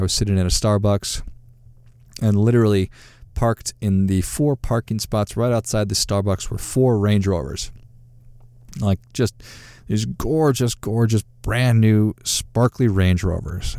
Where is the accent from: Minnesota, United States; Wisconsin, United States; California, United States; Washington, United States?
Minnesota, United States; Duluth; I grew up in Duluth, Minnesota, and great place to grow up